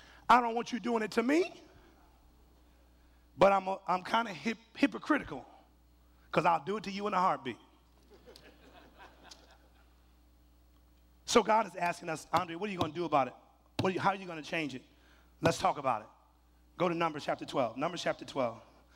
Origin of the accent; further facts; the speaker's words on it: Mississippi, United States; Baby, you know I'm from Mississippi.